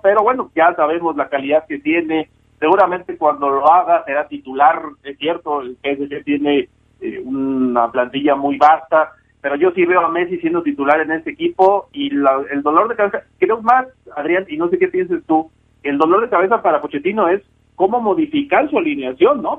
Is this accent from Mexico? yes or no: yes; Mexico